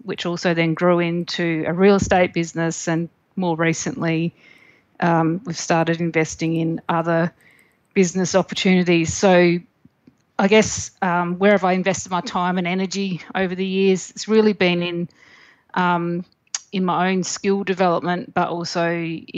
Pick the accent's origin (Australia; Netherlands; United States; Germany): Australia; the Mallee, South Australia; I grew up in the Mallee in South Australia